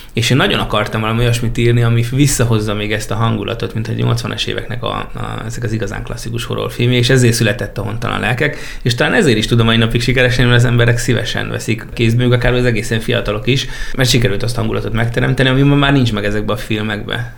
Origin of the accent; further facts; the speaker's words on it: Jármi, Szabolcs-Szatmár-Bereg, Hungary; Már a kis településen ottól felnőttem, Máté Szakka mellett, jármiban